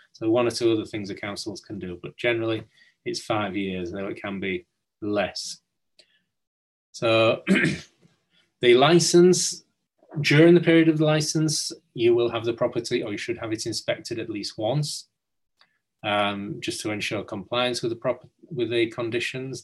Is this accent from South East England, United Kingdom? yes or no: no; Hull, Yorkshire and the Humber, United Kingdom; I'm from from Hull. Um, grew up near Hull